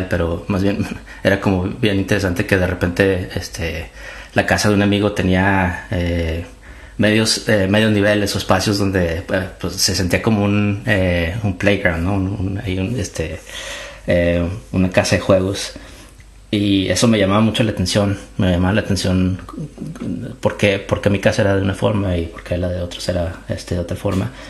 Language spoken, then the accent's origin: Spanish; Torreón, Coahuila, Mexico; yo soy de Torreón, yo soy originalmente de Torreón, de la Perla de la Laguna. Y yo creo que ah, uno de los clichés, desde chiquito yo pensé que iba a ser arquitecto.